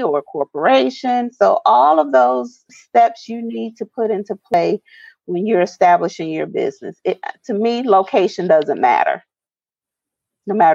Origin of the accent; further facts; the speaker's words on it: United States; as American citizens